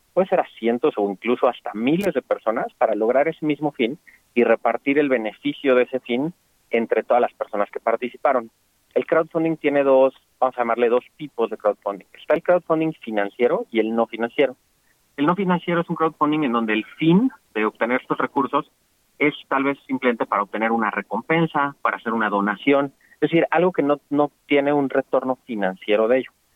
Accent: Mexico; como mexicanos

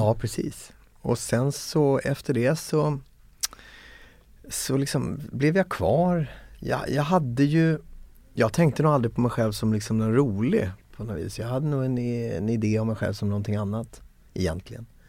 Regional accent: Växjö, Kronoberg County, Sweden; jag är från Växjö från början, född 1973 i Växjö

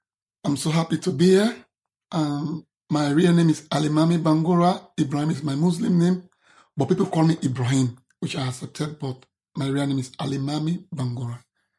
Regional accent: Sierra Leone; English is a second language; moved away as an adult; I'm an advocate from Sierra Leone, advocate for LGBT and people's disability.

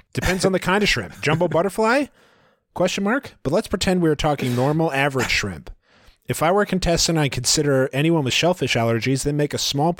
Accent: Maryland, United States; Remember, I'm from Maryland, and shrimp is a big deal here.

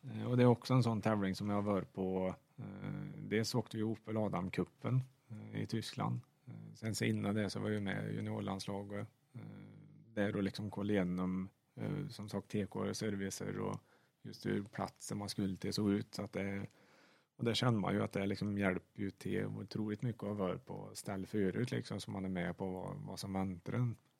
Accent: Sweden; som svensk

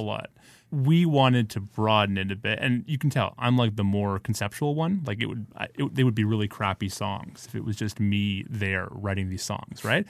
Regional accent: Ottawa, Ontario, Canada; also born or lived in New York; now in Toronto, Canada; I'm from Ottawa

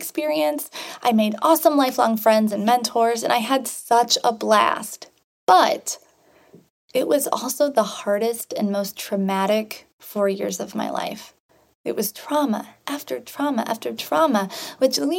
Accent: Sherrard, Illinois, United States; I grew up in a small farm town of Sherrard, Illinois.

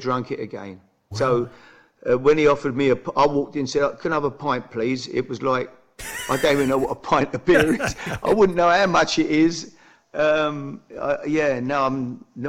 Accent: London, United Kingdom; I'm from the East End

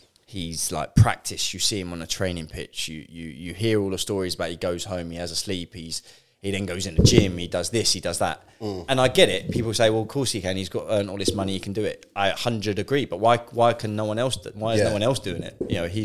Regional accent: Guildford, South East England, United Kingdom; See, now, obviously, growing up in Guildford, I was a Man United fan.

